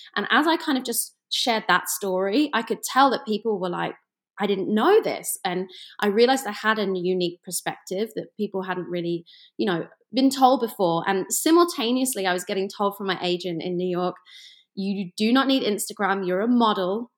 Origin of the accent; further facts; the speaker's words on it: England, United Kingdom; moved away; I am from England, and I grew up you know, kind of in the middle of nowhere for Americans. I like to say it's like the Ohio of England, just kind of like in the middle.